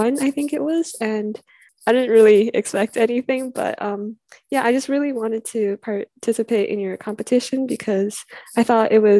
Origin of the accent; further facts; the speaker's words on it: Canada; I'm from Canada.